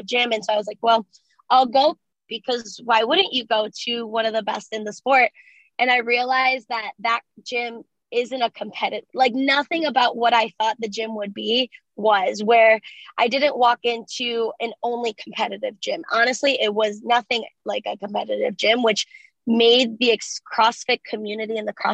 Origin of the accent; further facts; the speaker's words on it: Cleveland, Ohio, United States; first language Spanish; English is a second language; I'm from Cleveland